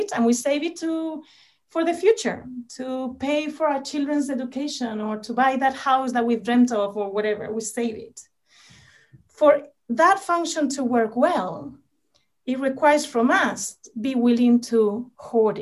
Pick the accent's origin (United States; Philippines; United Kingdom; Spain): Spain; moved away; my home country in Spain.